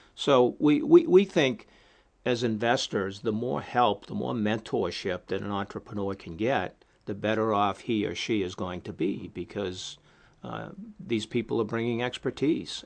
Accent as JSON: {"language": "English", "region": "New England", "country": "United States", "said": "I'm from the New England area."}